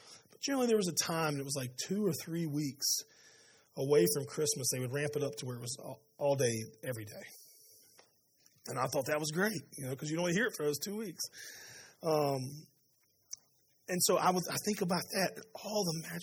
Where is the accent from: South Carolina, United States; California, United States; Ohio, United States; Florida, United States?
South Carolina, United States; Spartanburg; I grew up in Spartanburg